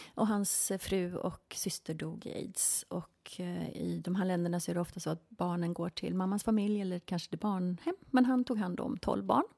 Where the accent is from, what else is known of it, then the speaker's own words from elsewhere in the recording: Tyresö, Stockholm County, Sweden; moved away as an adult; also born or lived in Spain / England / Los Angeles, United States; Jag är uppväxt här i Sverige, i Tyresö